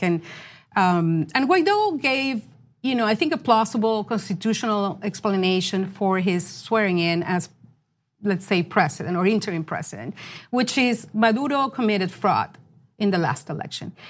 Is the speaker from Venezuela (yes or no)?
yes; Venezuela; moved away; I grew up in Venezuela in another time in the 70s and 80s